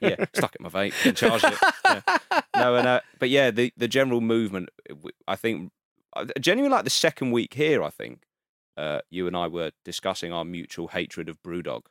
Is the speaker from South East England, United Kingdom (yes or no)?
yes; Guildford, South East England, United Kingdom; moved away as an adult; also born or lived in Brixton, London; now in London, United Kingdom; Guildford, like, Surrey direction